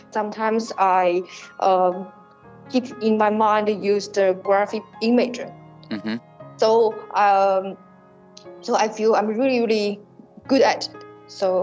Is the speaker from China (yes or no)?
yes; Shanghai, China; I was born in Shanghai. I'm a Shanghainese.